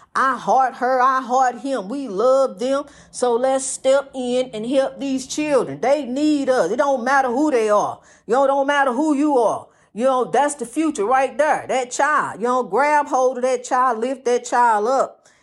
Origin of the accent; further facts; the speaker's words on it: East St. Louis, Illinois, United States; I wanna see my people in my hometown, my birthplace, East Saint Louis